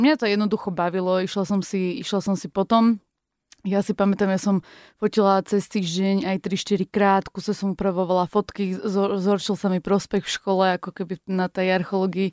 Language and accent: Slovak; Zlaté Moravce, Nitra Region, Slovakia; v Zlatých Moravciach, kde som sa narodila